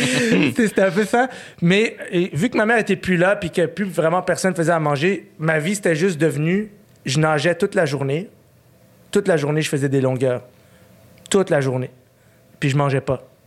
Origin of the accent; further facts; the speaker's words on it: Montreal, Quebec, Canada; à 8 ans, j'ai déménagé. On est resté à Ville-Saint-Laurent au Parc Painter. Okay? C'est vraiment comme. Pour moi, c'est ma maison là-bas